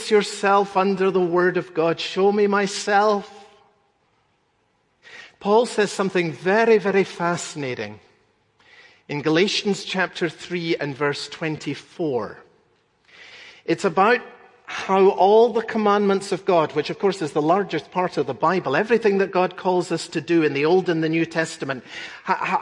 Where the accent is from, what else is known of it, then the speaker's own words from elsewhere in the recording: Scotland, United Kingdom; When I was growing up in Scotland